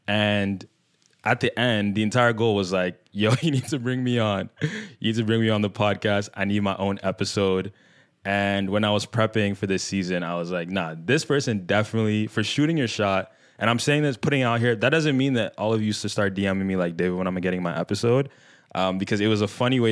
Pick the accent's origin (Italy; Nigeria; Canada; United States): Nigeria; I'm a Nigerian middle child